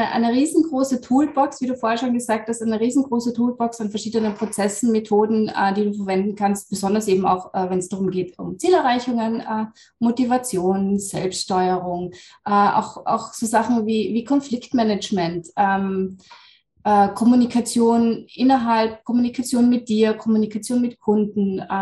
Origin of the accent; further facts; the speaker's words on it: Lower Austria, Austria; ich bin aus Österreich, ähm, Niederösterreich, wohne da mit meiner Familie